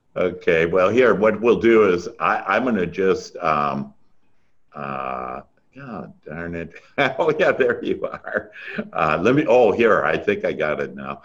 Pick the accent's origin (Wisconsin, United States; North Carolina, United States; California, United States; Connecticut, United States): Wisconsin, United States; moved away; I'm originally from Wisconsin. That's where that accent is